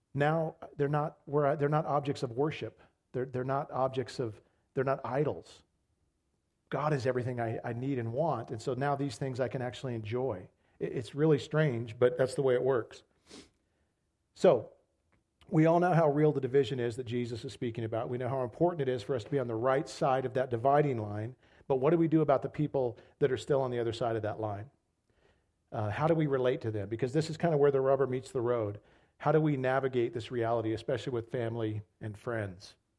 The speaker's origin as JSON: {"language": "English", "country": "United States", "said": "as American Christians"}